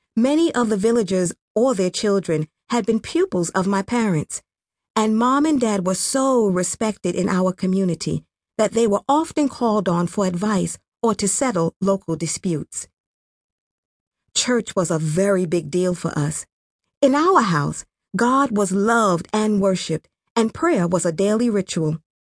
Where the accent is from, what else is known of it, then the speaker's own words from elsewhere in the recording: Mataba, Western Province, Rwanda; I grew up in a small village called Mataba, in the western province of Kibuye